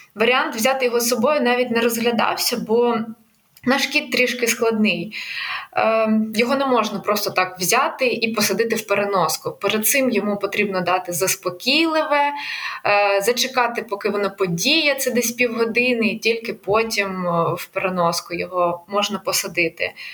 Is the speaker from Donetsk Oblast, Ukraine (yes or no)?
no; Kyiv, Ukraine; moved away as an adult; я з Києва